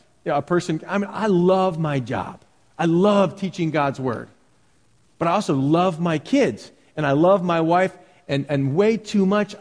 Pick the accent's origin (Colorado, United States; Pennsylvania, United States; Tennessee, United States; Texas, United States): Pennsylvania, United States; Philadelphia; where I grew up in Philadelphia, the city of brotherly love